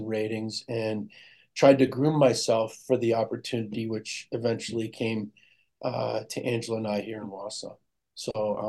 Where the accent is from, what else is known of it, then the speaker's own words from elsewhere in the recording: Germany; born there; Well, when I was born in Germany, my father was in the Air Force at that time.